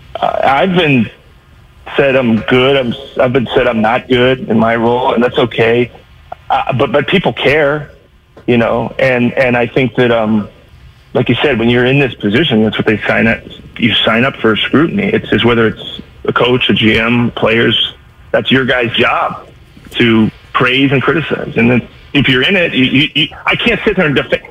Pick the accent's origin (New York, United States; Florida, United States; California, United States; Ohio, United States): California, United States; Bay Area; I grew up in the Bay Area